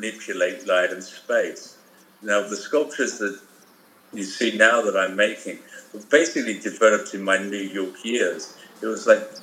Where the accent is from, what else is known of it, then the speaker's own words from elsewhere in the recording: Essex, East of England, United Kingdom; moved away as an adult; also born or lived in London, United Kingdom; now in Los Angeles, United States; I was born in Essex, England